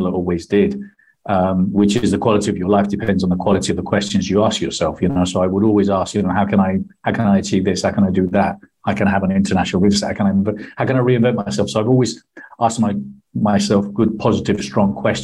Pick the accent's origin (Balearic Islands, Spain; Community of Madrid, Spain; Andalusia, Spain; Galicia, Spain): Andalusia, Spain; Marbella; moved away as an adult; also born or lived in London / Buenos Aires; moved back to Spain when I was nine, and brought up nearly all my life in Spain